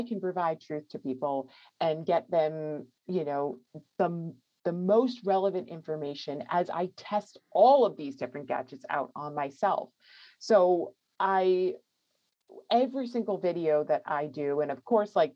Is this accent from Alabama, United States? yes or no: no; New York, United States; moved away as an adult; now in California, United States; I grew up in New York and I was living in New York City